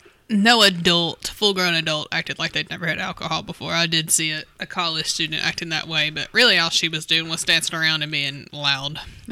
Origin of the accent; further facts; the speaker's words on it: Southeastern Kentucky, United States; we're from that area.